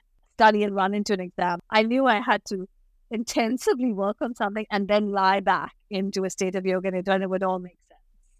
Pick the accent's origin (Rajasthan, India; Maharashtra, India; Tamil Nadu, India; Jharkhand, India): Maharashtra, India; Mumbai; now in New York City, United States; I grew up in Bombay in India, Mumbai